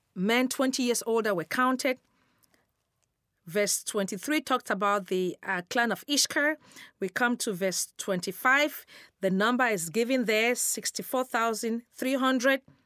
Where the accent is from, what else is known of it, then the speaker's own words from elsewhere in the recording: Cameroon; moved away; I'm originally from Cameroon, West Africa